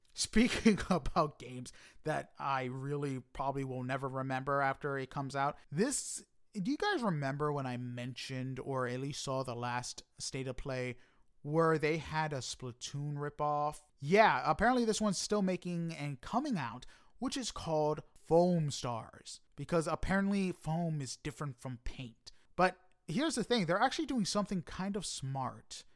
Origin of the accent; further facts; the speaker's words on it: New York City, New York, United States; I am from Queens